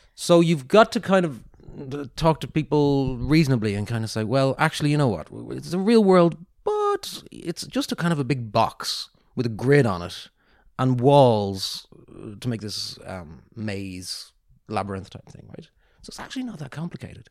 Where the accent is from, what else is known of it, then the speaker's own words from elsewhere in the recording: Ireland; moved away; also born or lived in Singapore; I'm so Irish.